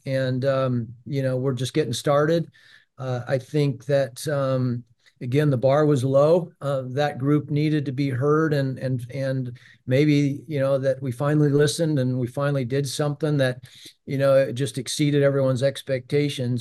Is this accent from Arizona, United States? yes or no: yes; Prescott, Arizona, United States; moved away; I, I grew up in Prescott, Arizona, which is about ninety miles, uh, north of Phoenix.